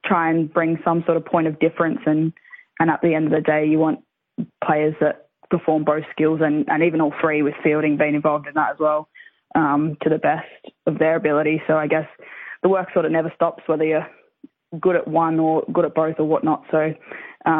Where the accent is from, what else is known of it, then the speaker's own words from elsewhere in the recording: Sunshine Coast, Queensland, Australia; moved away as an adult; now in Perth, Australia; I'm originally from the Sunshine Coast in Queensland